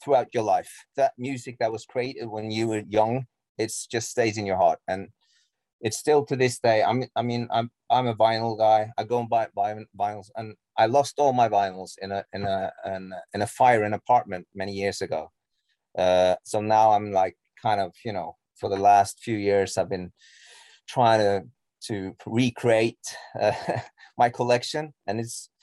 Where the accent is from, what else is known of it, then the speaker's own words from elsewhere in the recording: Norway; English is a second language; I'm Norwegian, you know, English is not my mother tongue